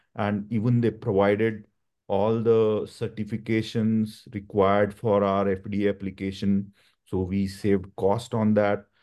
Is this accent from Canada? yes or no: no; India; moved away; I come from India